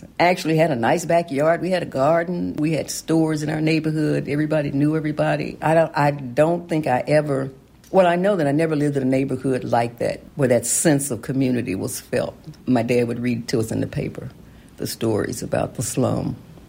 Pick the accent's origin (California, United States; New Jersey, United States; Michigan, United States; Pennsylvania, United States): Pennsylvania, United States; Philadelphia; Because I'm from Mill Creek, too.